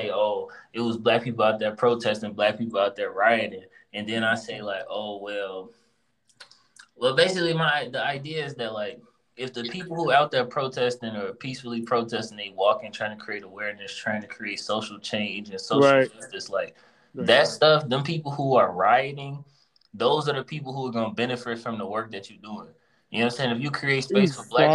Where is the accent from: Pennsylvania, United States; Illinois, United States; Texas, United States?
Illinois, United States; Chicago; I'm from Chicago